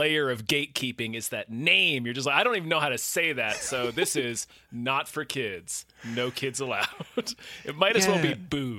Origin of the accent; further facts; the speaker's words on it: Virginia, United States; where I grew up in Virginia